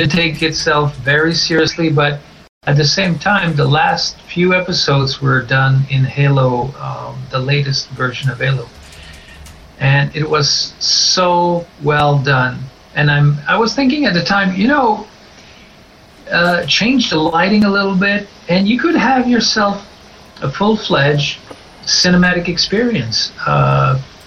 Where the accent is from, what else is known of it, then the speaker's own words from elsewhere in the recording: northern Quebec, Canada; moved away; I'm actually from originally from the great northern part of Quebec.